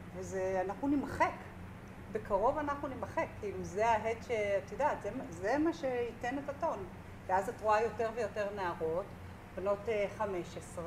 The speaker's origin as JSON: {"language": "Hebrew", "town": "Tel Aviv", "region": "Tel Aviv District", "country": "Israel", "said": "אנחנו שתינו מתל אביב"}